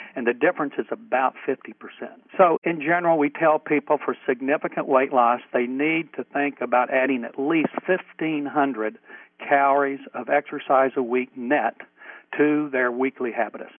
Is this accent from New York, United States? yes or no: no; New Mexico, United States; now in Durham, United States; I'm from New Mexico originally